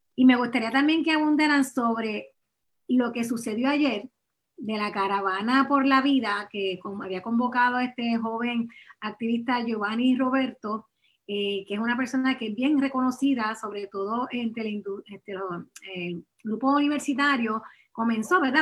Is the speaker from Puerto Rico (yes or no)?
yes; Puerto Rico; como puertorriqueño